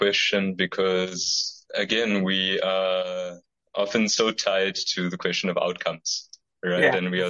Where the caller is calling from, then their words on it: South Africa; the fact that I'm speaking from South Africa, which is a context that I'm, as I'm sure you're familiar with, yes, it definitely has its problems